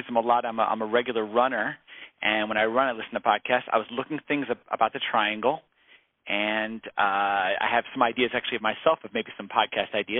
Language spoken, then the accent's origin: English; Maryland, United States; moved away as an adult; also born or lived in Columbia, Maryland / New York City / Jerusalem; now in Raleigh, United States; I grew up in Maryland, but I mean, technically South, but nothing like North Carolina